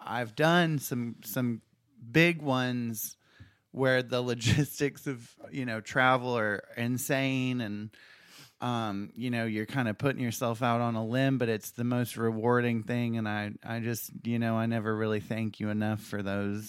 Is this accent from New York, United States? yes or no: no; South Carolina, United States; we come from South Carolina that no matter where you live, you're going to carry that with you because you, uh, can say that I was lucky enough to be born here